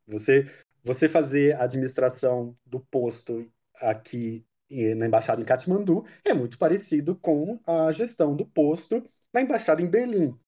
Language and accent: Portuguese; Mogi Guaçu, São Paulo, Brazil; Eu nasci em Mogi Guaçu, interior de São Paulo